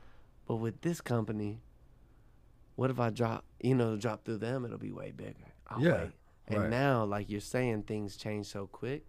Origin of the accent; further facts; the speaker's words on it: Brevard, North Carolina, United States; moved away as an adult; also born or lived in Baton Rouge, Louisiana; That's my hometown.